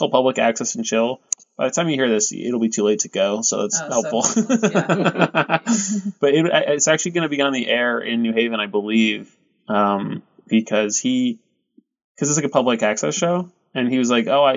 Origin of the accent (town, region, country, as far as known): New Haven, Connecticut, United States; born or raised there